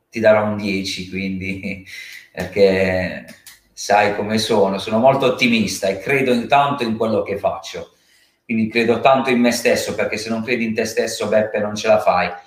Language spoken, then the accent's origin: Italian; Carbonara, Apulia, Italy; born there; ha sede nel, eh, nel mio paesino di nascita, perché sono molto legato al mio territorio che è Carbonara.